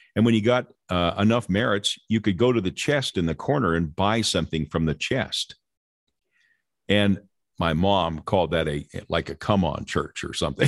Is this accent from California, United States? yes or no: yes; Lynwood, California, United States; I grew up in Southern California in a place called Linwood